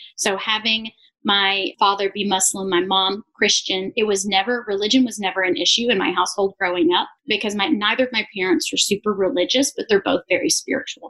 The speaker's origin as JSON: {"language": "English", "region": "Arkansas", "country": "United States", "tie": "born or raised there", "also_born_or_lived": "Israel", "said": "We primarily lived in Arkansas. We've lived in a few other places, but for the most part, I grew up in Arkansas, in the Bible Belt"}